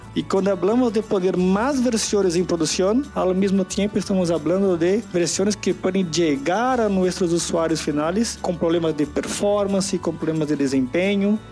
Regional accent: São Paulo, Brazil; Spanish is a second language; Soy de San Pablo, Brasil

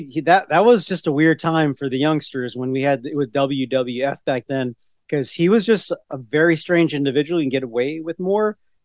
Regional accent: Virginia, United States; we're from Virginia.

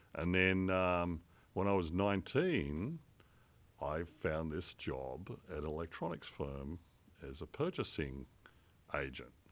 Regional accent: Port Macquarie, New South Wales, Australia; moved away as an adult; also born or lived in La Trobe Valley, Victoria / Merimbula, New South Wales; now in Medford, United States; I grew up from Lebanon onwards in Port Macquarie, which is up on the north coast of New South Wales.

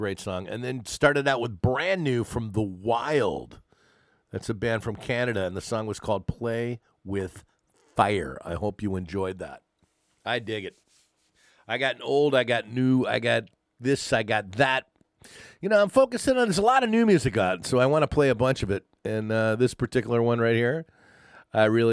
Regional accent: East Coast, United States; moved away; also born or lived in California; growing up on the East Coast, I moved to the West Coast

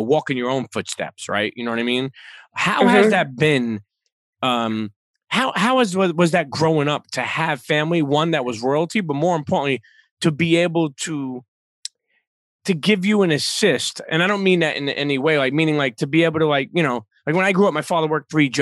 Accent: New York City, New York, United States; as a New Yorker

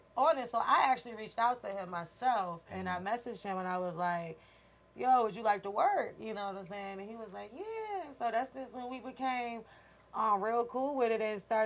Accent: Richmond, Virginia, United States; moved away as an adult; now in Atlanta, United States; I'm from Richmond, Virginia

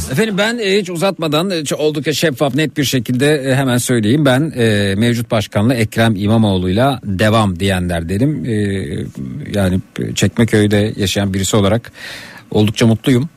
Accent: Şile, Istanbul, Turkey; bir Şileli olarak

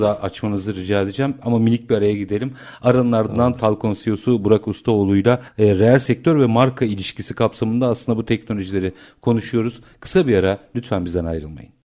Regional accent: Turkey; biz Türk'üz

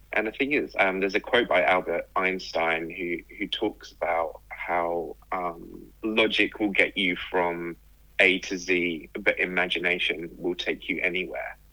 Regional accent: England, United Kingdom; moved away as an adult; also born or lived in Australia; I grew up in England yeah. and was just outside of London

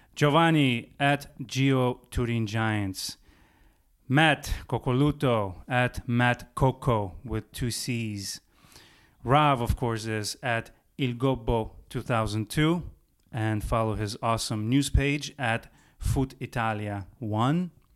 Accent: Baku, Azerbaijan; moved away; going back to my hometown of Baku, um, first time in about twenty years

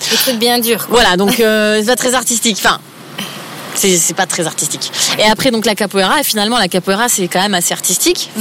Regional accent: Épinal, Grand Est, France; moved away as an adult; also born or lived in Nancy; now in Paris, France; je viens de pas tout à fait de Nancy, mais d'Épinal

